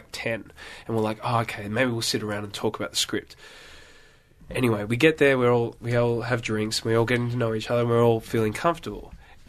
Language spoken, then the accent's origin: English; Australia; accent: Australian; I'm from Australia. I haven't seen a yacht.